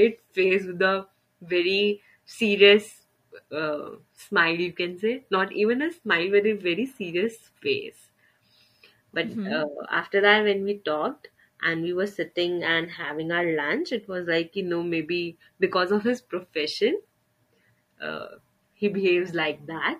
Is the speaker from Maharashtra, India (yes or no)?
no; Delhi, India; I am born and brought up in Delhi